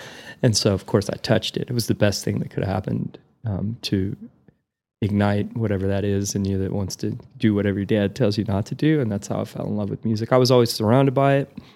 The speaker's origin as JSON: {"language": "English", "town": "Perryton", "region": "Texas", "country": "United States", "tie": "born or raised there", "also_born_or_lived": "Amarillo, Texas / Alva, Oklahoma", "moved": "as an adult", "lives_now": "Nashville, United States", "said": "I was born in Perryton, um, two hours north of here"}